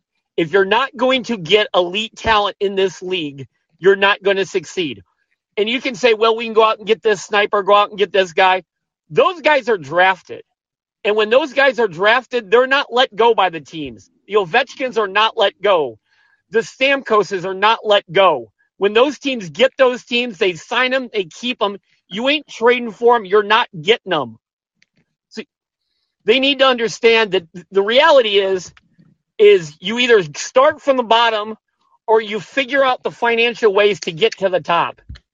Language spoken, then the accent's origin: English; Indiana, United States; I'm from Indiana